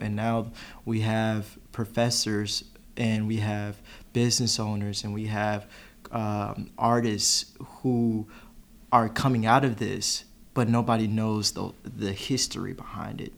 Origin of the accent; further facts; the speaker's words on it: Chicago, Illinois, United States; now in Knoxville, United States; I'm not originally from the southeast uh, at all. I'm from Chicago